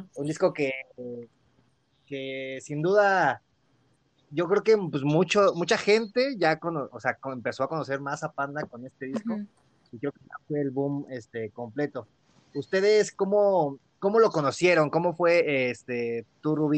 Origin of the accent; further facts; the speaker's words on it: Mexico City, Mexico; la primera vez que, que salí de la Ciudad de México, bueno, más, más, lejos, ¿no? Porque ya había ido cerca de aquí, a Pachuca, Puebla y así.